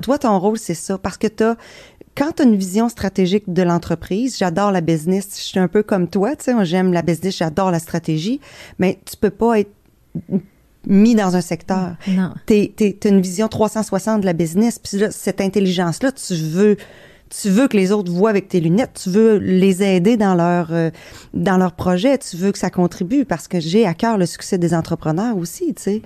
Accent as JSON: {"language": "French", "area": "Beauce", "region": "Quebec", "country": "Canada", "said": "je suis Beauceronne"}